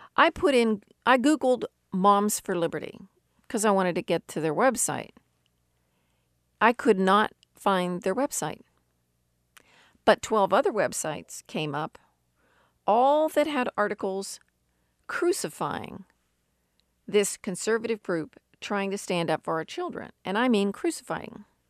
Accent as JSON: {"language": "English", "country": "United States", "tie": "born or raised there", "said": "Growing up in America"}